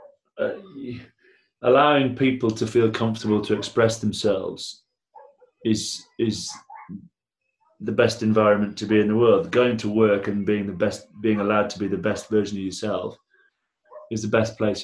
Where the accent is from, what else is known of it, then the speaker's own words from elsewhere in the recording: Blackburn, North West England, United Kingdom; I'm from Blackburn